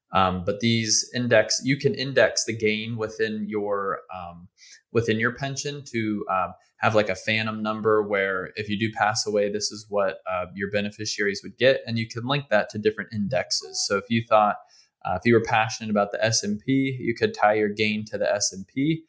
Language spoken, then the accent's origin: English; Northeastern United States, United States; So I grew up in the Northeast